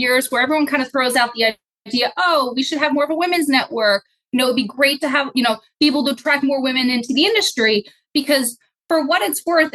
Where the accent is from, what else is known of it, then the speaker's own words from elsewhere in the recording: Pottsville, Pennsylvania, United States; moved away; also born or lived in Bethlehem, Pennsylvania / New York City; I grew up in Pottsville, Pennsylvania